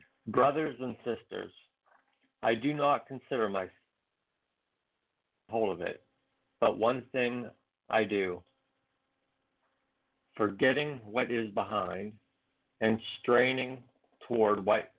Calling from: Pennsylvania, United States; from Pennsylvania.

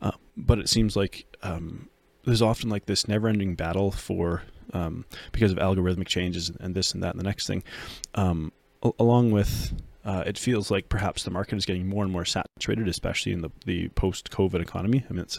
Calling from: Red Deer, Alberta, Canada; I'm coming from Red Deer, Alberta, Canada.

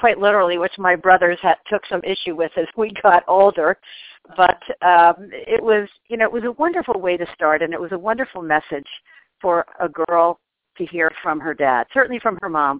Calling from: New York City, New York, United States; I am currently in the New York City area.

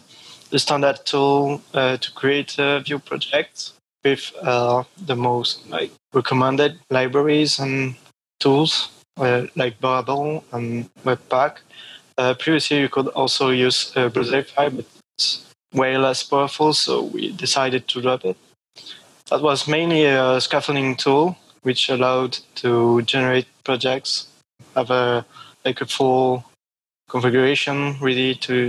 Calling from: Lyon, Auvergne-Rhône-Alpes, France; I'm calling from Lyon, where I live, in France.

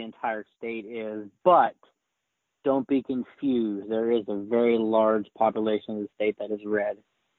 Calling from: California, United States; from the great Sunshine State of California.

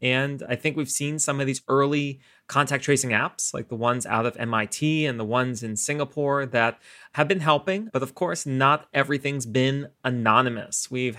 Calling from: New York City, New York, United States; I'm joining everyone from New York City as we're continuing to reimagine and reopen the economy in Silicon Alley.

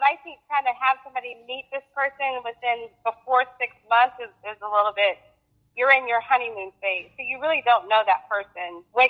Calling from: Fort Worth, Texas, United States; I'm from Fort Worth, Texas.

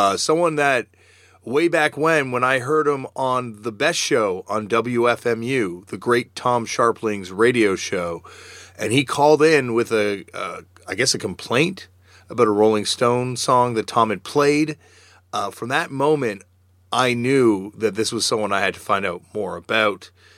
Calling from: Toronto, Ontario, Canada; I'm actually calling from Toronto, Ontario.

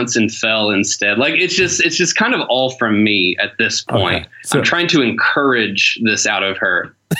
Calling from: Detroit, Michigan, United States; I am calling you from South Detroit.

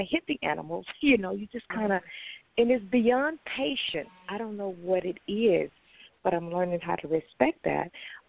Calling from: Texas, United States; I'm calling from Texas.

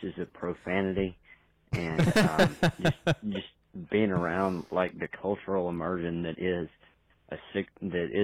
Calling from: Alabama, United States; I'm calling from Alabama

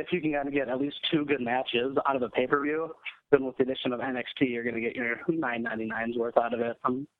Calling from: Duluth, Minnesota, United States; I'm from Duluth, Minnesota.

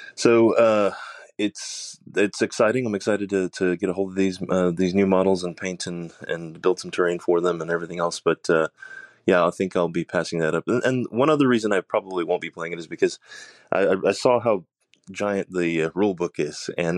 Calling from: Austin, Texas, United States; I'm calling from Austin, Texas.

